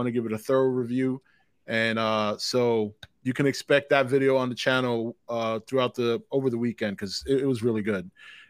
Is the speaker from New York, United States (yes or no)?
yes; New York City, New York, United States; I'm from the Bronx, man.